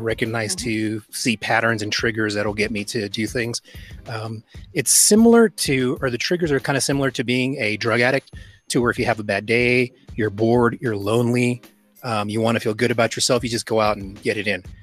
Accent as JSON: {"language": "English", "region": "Texas", "country": "United States", "tie": "born or raised there", "said": "growing up in America, in the U.S., being born in Texas"}